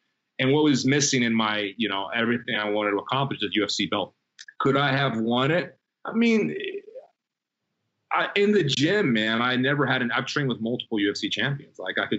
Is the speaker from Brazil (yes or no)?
yes; Brazil; also born or lived in Provo, Utah, United States; now in United States; My mom was a Brazilian swimmer on a scholarship at BYU, so I was born on campus. Been back to Brazil when I was six. I grew up in Brazil.